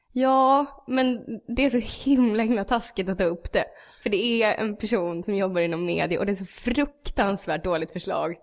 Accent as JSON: {"language": "Swedish", "town": "Gävle", "region": "Gävleborg County", "country": "Sweden", "said": "jag är från Gävle"}